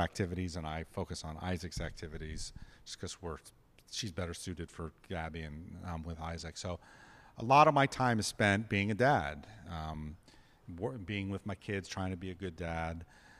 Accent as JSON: {"language": "English", "region": "New York", "country": "United States", "tie": "born or raised there", "said": "Growing up in New York, and I lived with my dad, we didn't cook anything."}